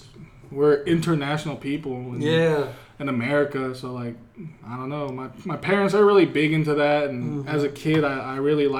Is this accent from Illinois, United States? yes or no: no; Charlotte, North Carolina, United States; I'm from Charlotte, North Carolina.